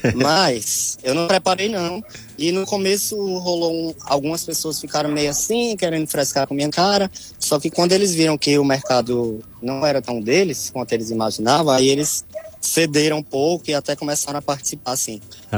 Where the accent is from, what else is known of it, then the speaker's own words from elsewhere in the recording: Piauí, Brazil; also born or lived in Ceará; now in Fortaleza, Brazil; do Piauí o que eu trouxe foi a história que eu vivi lá